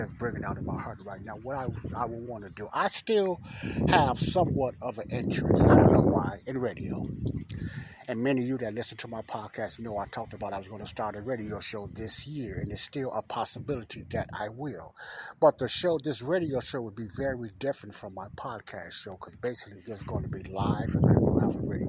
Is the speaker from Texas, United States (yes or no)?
no; Chicago, Illinois, United States; I'm outside in my hometown, Ada Park, here in Chicago